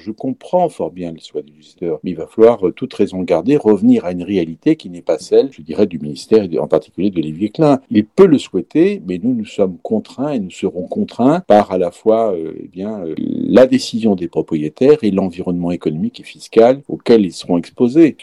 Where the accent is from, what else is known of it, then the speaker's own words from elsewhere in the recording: Nantes, Pays de la Loire, France; je suis nantais